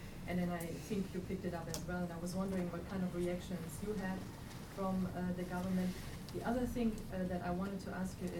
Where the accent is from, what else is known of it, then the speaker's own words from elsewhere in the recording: Germany; moved away; I'm not American, I grew up in Germany.